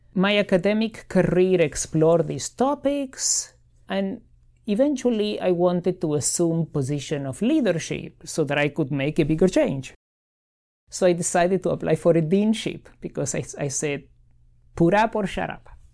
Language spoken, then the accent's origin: English; Argentina; now in Miami, United States; I grew up in Argentina.